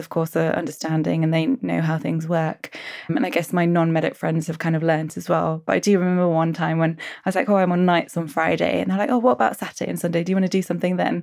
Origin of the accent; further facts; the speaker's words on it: Suffolk, East of England, United Kingdom; moved away; also born or lived in West Country; I'm from Suffolk